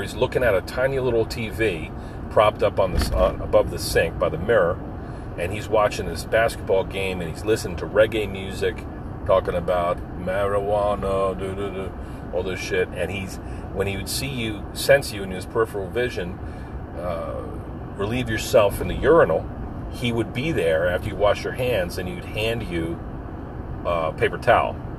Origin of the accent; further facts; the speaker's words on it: Philadelphia, Pennsylvania, United States; we're from Philly. Up from Philly